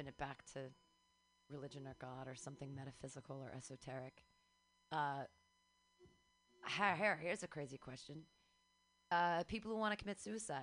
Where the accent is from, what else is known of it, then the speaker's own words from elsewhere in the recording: Danville, California, United States; Danville, which is here, Bay Area.